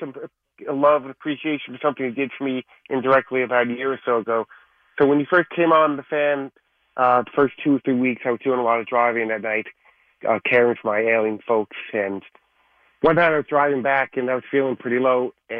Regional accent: New York, United States; We're all from New York, lived here our whole lives.

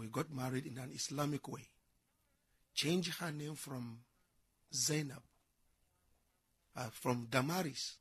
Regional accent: Kaduna, Kaduna State, Nigeria; also born or lived in Kano State; My family are indigenous of Kano State. I was born and brought up in Kaduna.

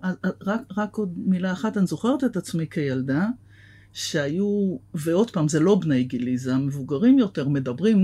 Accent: Tel Aviv, Tel Aviv District, Israel; גדלתי בתל אביב

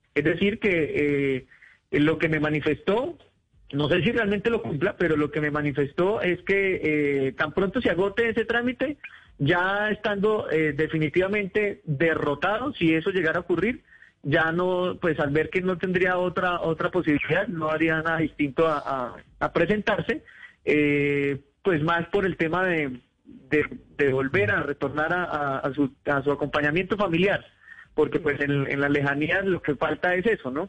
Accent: Colombia; nos ocurre a los colombianos cuando salimos del país

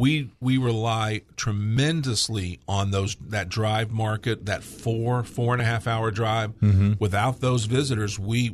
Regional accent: Nashville, Tennessee, United States; I'm from over at, you know, Nashville.

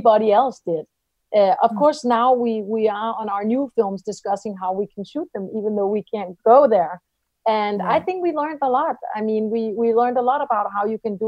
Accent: Denmark

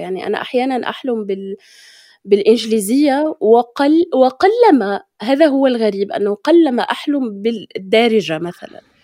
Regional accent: Morocco; accent: Moroccan Darija; نحن كمغاربة

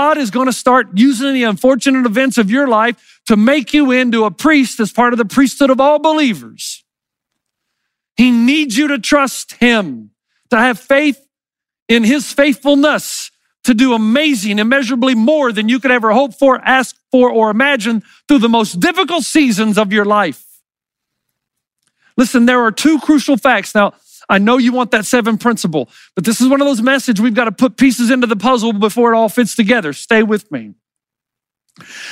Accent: the South, United States; I grew up in the South.

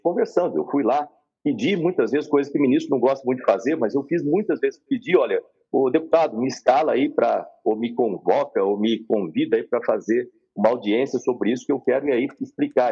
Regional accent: Bauru, São Paulo, Brazil; eu sou lá de Bauru, como você falou no começo, mas eu sou filho de um servente de serviços gerais. É um tipo de um faxineiro, né, com a escriturária. Eu comecei, eu cresci na periferia

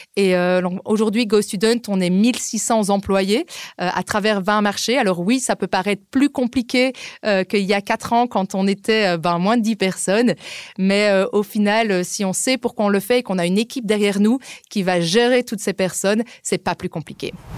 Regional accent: Liège, Wallonia, Belgium; moved away as an adult; also born or lived in England / Spain / Denmark / Berlin, Germany; now in Austria; je suis belge d'origine de Liège

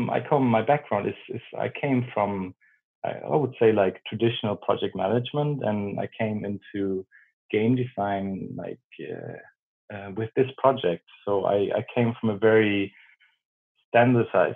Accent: Germany; English is a second language; moved away as an adult; now in Sweden; As you can hear, I'm from Germany. So I moved up north, very up north in Sweden

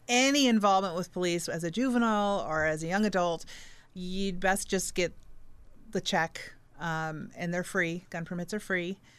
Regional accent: Fort Wayne, Indiana, United States; parents moved here. They love this community. We stayed. I stayed. I didn't move

